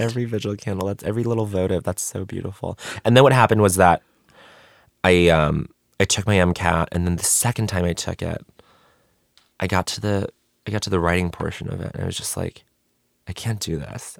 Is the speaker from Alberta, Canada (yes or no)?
no; Montreal, Quebec, Canada; moved away; also born or lived in Denver; I grew up in Montreal before I moved to Denver, before I moved to the U S